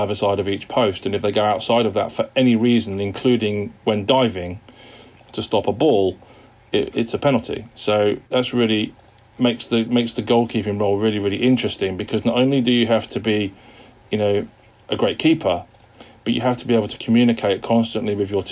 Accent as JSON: {"language": "English", "town": "Wigan", "region": "North West England", "country": "United Kingdom", "tie": "born or raised there", "also_born_or_lived": "Liverpool", "said": "I was born in Wigan in the northwest of England to parents who are from Liverpool"}